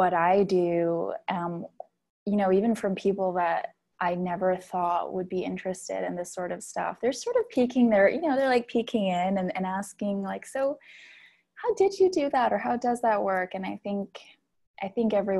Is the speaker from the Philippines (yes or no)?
yes; Philippines; I grew up in the Philippines, which is really Catholic